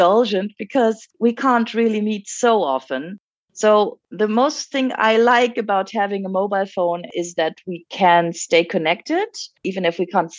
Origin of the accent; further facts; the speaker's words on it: France; moved away; I speak French fluently and I was raised in France